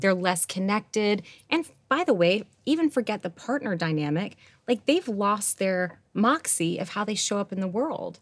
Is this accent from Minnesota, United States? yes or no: no; Rochester, New York, United States; I grew up in Rochester, New York, like, wrong side of the tracks